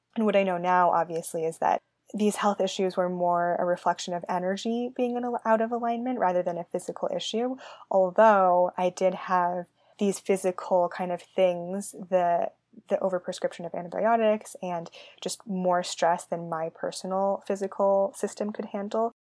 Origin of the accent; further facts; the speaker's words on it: San Francisco Bay Area, California, United States; I grew up in the San Francisco Bay Area